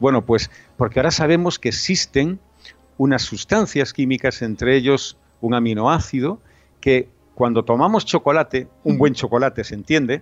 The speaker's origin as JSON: {"language": "Spanish", "region": "Galicia", "country": "Spain", "said": "yo soy gallego"}